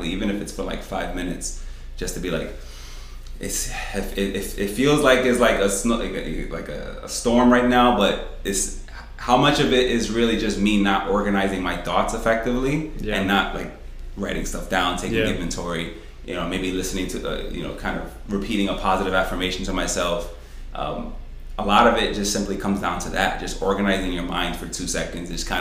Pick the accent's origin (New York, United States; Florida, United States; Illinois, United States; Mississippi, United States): New York, United States; New York City; now in Rochester, United States; we're from New York City. So, it's just, like, the concrete jungle all the time